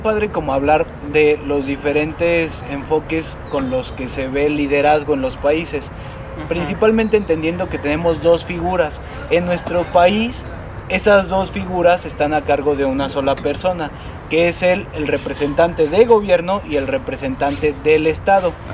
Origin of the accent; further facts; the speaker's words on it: Mexico; como mexicanos